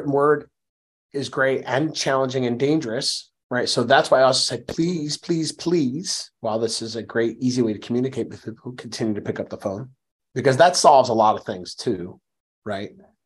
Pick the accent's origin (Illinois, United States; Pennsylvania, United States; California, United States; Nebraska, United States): Pennsylvania, United States; Philadelphia; the communities that I grew up in the Philadelphia